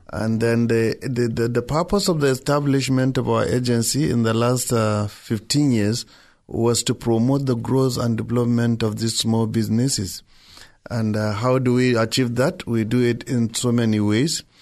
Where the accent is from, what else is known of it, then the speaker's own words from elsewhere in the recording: Nigeria; I'm a Nigerian